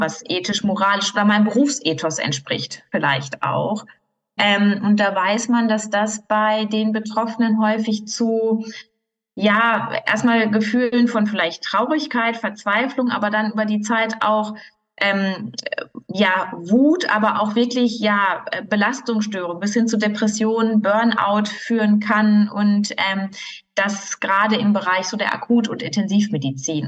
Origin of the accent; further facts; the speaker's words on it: Marl, North Rhine-Westphalia, Germany; also born or lived in Münster; ich bin ja aufgewachsen im Ruhrgebiet in Mahl, ähm, dort geboren und groß geworden